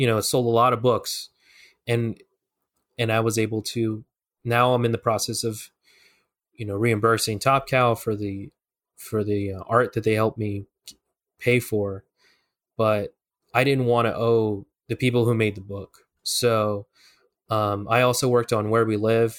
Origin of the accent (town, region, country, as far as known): Tucson, Arizona, United States; born or raised there; moved away